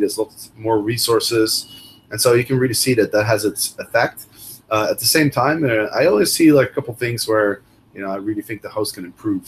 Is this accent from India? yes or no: no; Netherlands; moved away as an adult; also born or lived in Amsterdam / Chicago; I'm originally from Holland